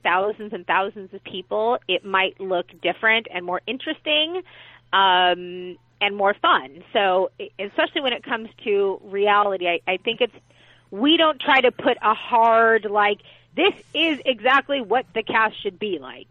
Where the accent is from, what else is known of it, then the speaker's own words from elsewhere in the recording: Los Angeles, California, United States; I was born and raised here in Los Angeles